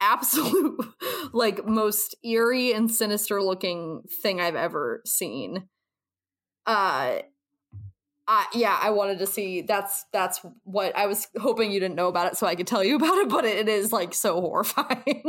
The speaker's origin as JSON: {"language": "English", "area": "twenty minutes from Hudson", "region": "Ohio", "country": "United States", "tie": "born or raised there", "moved": "yes", "said": "twenty minutes from my hometown"}